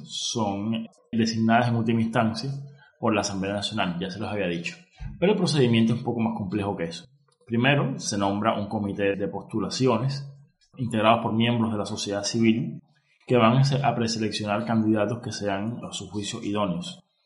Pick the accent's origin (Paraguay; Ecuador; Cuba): Cuba; como cubano que soy